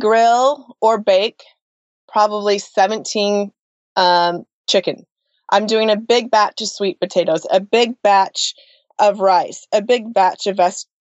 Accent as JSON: {"language": "English", "region": "Colorado", "country": "United States", "tie": "born or raised there", "also_born_or_lived": "Santa Monica, California", "moved": "as an adult", "lives_now": "Nashville, United States", "said": "both my husband and I were born and raised in Colorado"}